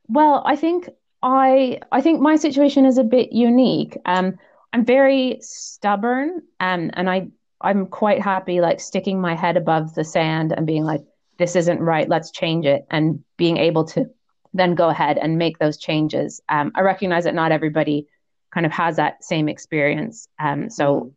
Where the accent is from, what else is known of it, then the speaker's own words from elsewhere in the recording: Canada; moved away as an adult; also born or lived in Netherlands; I am from originally from Canada.